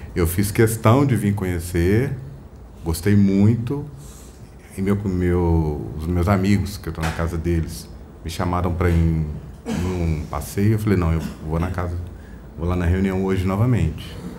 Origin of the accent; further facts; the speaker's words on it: Belo Horizonte, Minas Gerais, Brazil; eu sou de Belo Horizonte